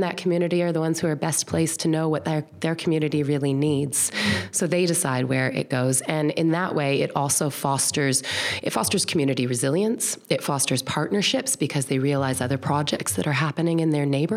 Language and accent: English; Toronto, Ontario, Canada; moved away as an adult; now in New Zealand; I grew up, my parents, in Toronto.